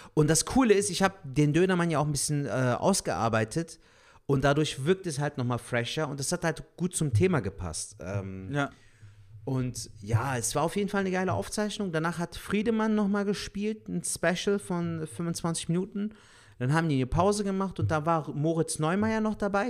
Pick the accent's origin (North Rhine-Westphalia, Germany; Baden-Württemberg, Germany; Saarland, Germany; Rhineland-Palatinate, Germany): North Rhine-Westphalia, Germany; Cologne; wir als Kölner